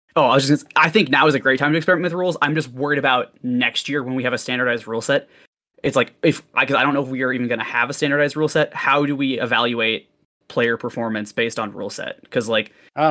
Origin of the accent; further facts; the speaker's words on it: Minnesota, United States; now in Montana, United States; I'm uh, in Montana right now, but I'm from Minnesota initially.